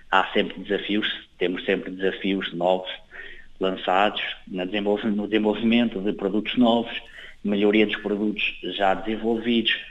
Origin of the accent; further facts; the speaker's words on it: Fogo, Cape Verde; sempre tenho acompanhado com especial atenção, a Cabo Verde, especialmente a Ilha do Fogo, de onde eu sou